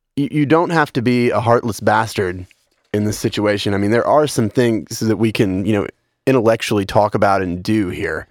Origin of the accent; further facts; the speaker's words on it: Western Kentucky, United States; I'm from Western Kentucky